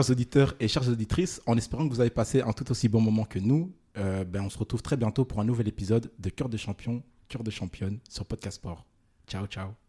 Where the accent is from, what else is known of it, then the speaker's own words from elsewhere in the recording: Republic of the Congo; Non, du tout, moi je suis congolais.